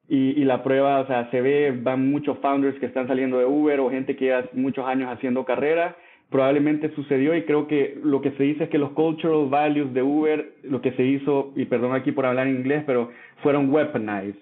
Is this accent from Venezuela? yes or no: no; El Salvador; moved away as an adult; also born or lived in France / Mexico; yo soy salvadoreño, nací y crecí en El Salvador